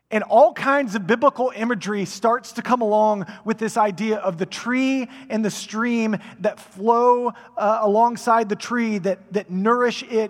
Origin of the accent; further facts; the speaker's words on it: Frisco, Texas, United States; I grew up in Frisco before Frisco was Frisco